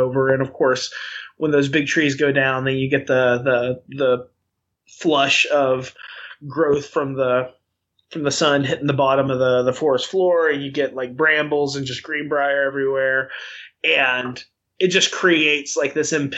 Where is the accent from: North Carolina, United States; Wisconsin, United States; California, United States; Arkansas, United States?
Arkansas, United States; where I grew up in Arkansas